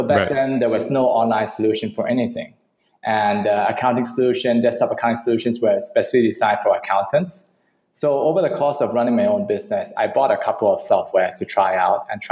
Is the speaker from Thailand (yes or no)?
yes; Thailand; English is a second language; also born or lived in China; I'm from Thailand